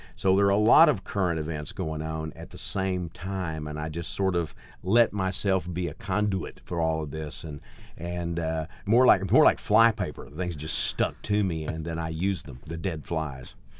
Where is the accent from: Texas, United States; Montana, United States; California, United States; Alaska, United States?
Texas, United States; Gladewater; also born or lived in Mount Enterprise, Texas / Nacogdoches, Texas; I grew up in a place called Gladewater, which is, uh, uh, even smaller is about four thousand, uh, people